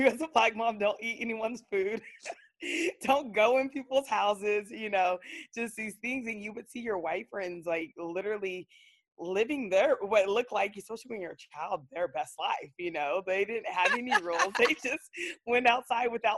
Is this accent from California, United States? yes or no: yes; San Diego, California, United States; I grew up in Claremont, which is considered a white area of, you know, San Diego.